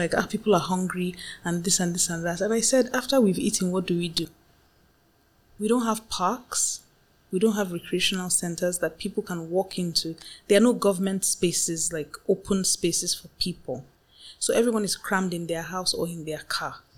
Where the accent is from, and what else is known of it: Nigeria